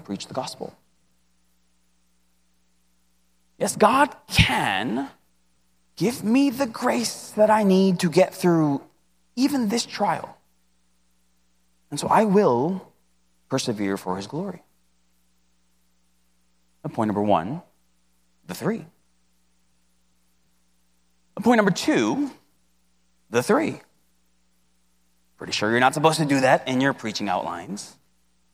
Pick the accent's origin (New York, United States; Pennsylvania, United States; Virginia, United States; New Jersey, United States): New York, United States; New York City; I grew up in Queens, and the only pizza that we ever ate was AJ's Pizza